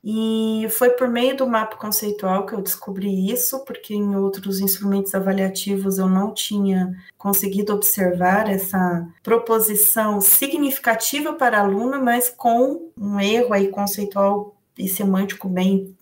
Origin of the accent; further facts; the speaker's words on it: Londrina, Paraná, Brazil; eu sou do Paraná, né, da cidade de Londrina